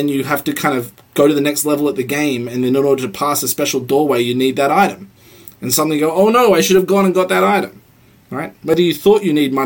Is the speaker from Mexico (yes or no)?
no; Australia; now in United States; I come from Australia